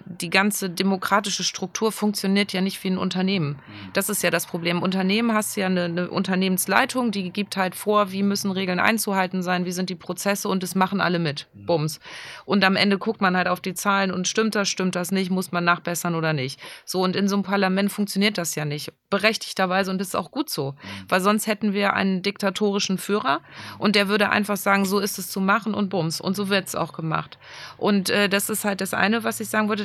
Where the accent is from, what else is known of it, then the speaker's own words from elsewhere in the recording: Germany; bei uns in Deutschland